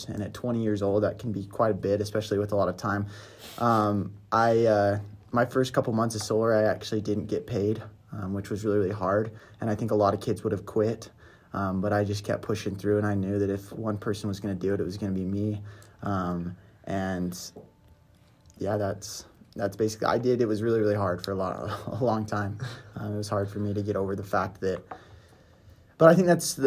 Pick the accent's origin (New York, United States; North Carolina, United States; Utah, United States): Utah, United States; Brigham City; moved away as an adult; From Utah, Brigham City